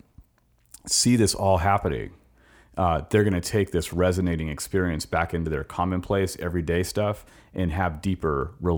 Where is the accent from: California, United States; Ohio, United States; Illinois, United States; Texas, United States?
California, United States; moved away; I came here in 2007 from California.